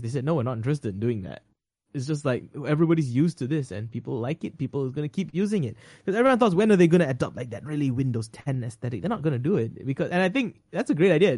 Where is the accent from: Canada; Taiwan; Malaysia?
Malaysia; I am a Malaysian